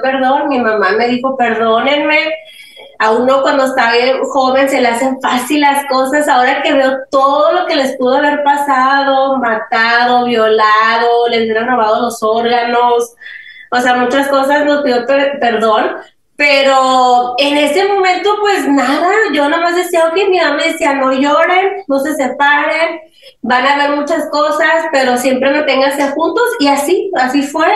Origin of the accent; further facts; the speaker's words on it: Los Angeles, California, United States; also born or lived in Mexico; en esa casa, ahí crecimos nosotros